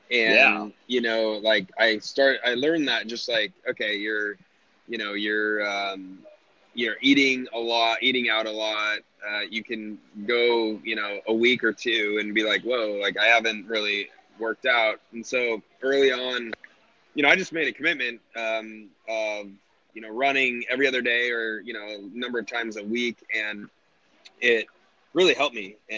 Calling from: Austin, Texas, United States; I'm in Austin right now.

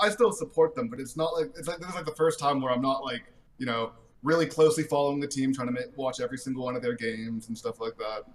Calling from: Arizona, United States; I am calling from Arizona

